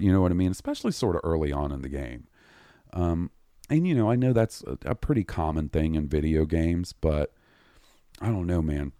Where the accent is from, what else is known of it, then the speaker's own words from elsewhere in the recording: the South, United States; we grew up in the South